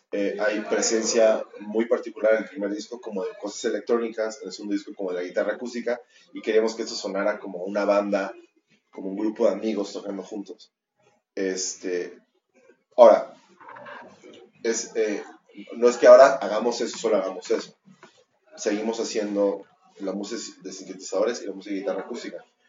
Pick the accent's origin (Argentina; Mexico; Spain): Mexico; also born or lived in Mexico City; somos un chingo de mexicanos